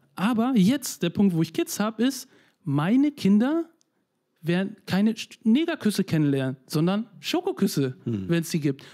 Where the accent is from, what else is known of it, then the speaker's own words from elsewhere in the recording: Neustrelitz, Mecklenburg-Vorpommern, Germany; moved away; also born or lived in Switzerland; ich bin 82 geboren in der DDR, in wow. einer kleinen Stadt Neustrelitz, das jetzige Mecklenburg-Vorpommern